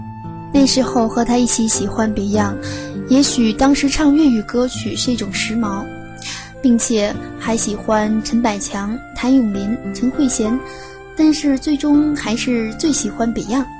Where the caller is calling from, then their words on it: Tokyo, Japan; 大家好，我是来自东京的听友…。